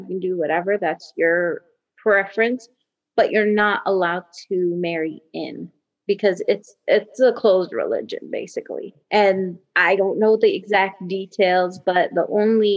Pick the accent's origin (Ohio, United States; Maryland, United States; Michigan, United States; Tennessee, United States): Maryland, United States; moved away as an adult; also born or lived in Saudi Arabia / Canada; now in Houston, United States; I was born in Saudi Arabia during the Lebanese Civil War. And then my parents moved to Maryland when I was almost 2 years old in 88. So from January 88 to basically May 2012, I was in Maryland.